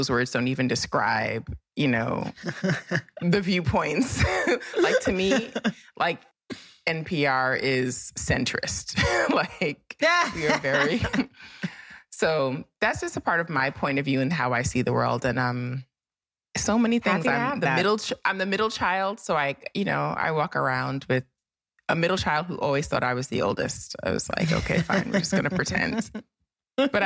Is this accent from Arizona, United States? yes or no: no; New York City, New York, United States; I grew up in Brooklyn. My mother's from Brooklyn. I grew up in a house where literally four generations of my family have lived in Brooklyn on this particular street.